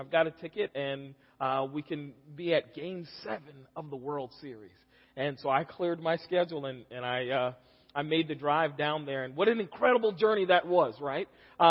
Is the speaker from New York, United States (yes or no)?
no; Charleston, South Carolina, United States; I'm from Charleston, South Carolina. My wife and I are both from that same area.